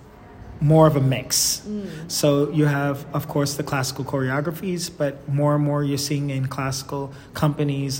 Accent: New York City, New York, United States; moved away as an adult; also born or lived in Munich, Germany / Stuttgart, Germany / Basel, Switzerland; I am from New York, actually. And I started training dance in junior high school

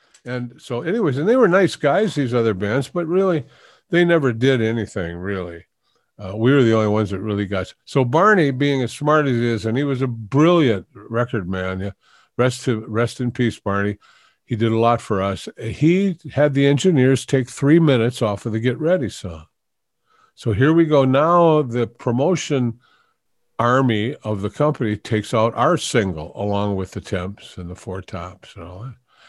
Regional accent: Detroit, Michigan, United States; I grew up in Detroit.

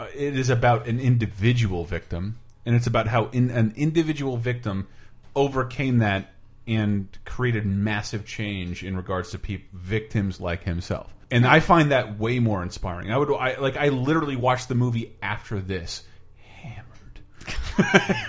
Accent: Tallahassee, Florida, United States; I am from Florida, from, from from Florida, from Tallahassee, Florida

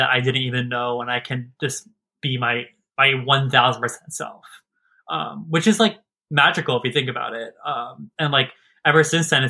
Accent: Maryland, United States; also born or lived in Pennsylvania; I was raised in Maryland

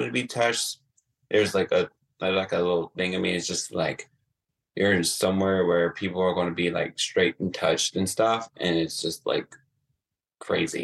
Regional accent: Atlanta, Georgia, United States; now in Columbus, United States; I'm originally from Atlanta

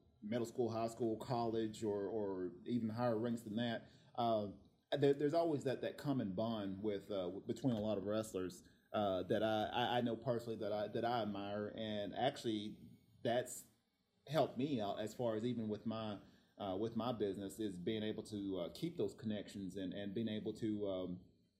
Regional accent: Tennessee, United States; now in Oceanside, United States; I'm actually from Tennessee

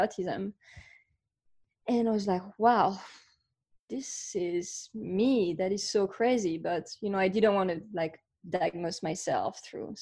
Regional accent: France; now in Austin, United States; I grew up in France. So you can hear my accent

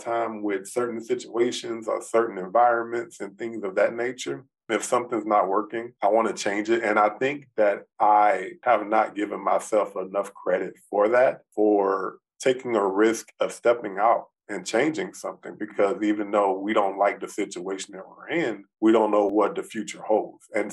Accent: Lake Charles, Louisiana, United States; also born or lived in Lafayette, Louisiana; I was born and raised in Lake Charles, Louisiana. Stayed there till I was about 18 years old

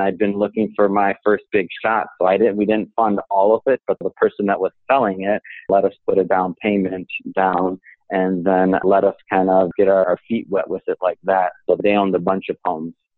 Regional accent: Detroit, Michigan, United States; moved away; I'm from Michigan, uh, specifically Detroit, and I didn't really have too many people growing up around me

